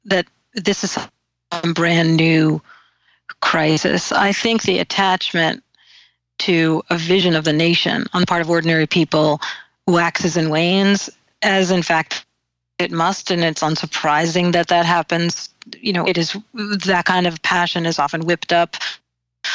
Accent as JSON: {"language": "English", "region": "New England", "country": "United States", "said": "I so am a New Englander. Like, I understand myself as a New Englander."}